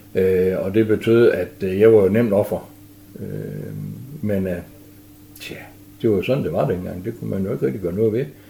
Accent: Frederikshavn, North Denmark Region, Denmark; also born or lived in Hjørring; så flyttede vi til Frederikshavn, og der har jeg stort set boet siden.

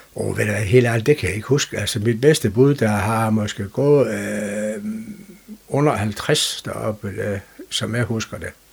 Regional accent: Frederikshavn, North Denmark Region, Denmark; also born or lived in Hals; Da jeg var cirka halvanden år, der valgte de at rykke teltpælen op og flytte til Farsavn, fordi min far han er for arbejde på det, der dengang hed Alfa Diesel. Øh, så det var egentlig grunden til, at jeg sådan blev lokalmand

